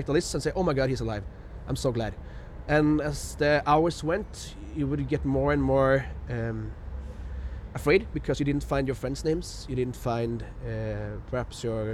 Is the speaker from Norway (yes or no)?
yes; Levanger, Trøndelag, Norway; my hometown, Levanger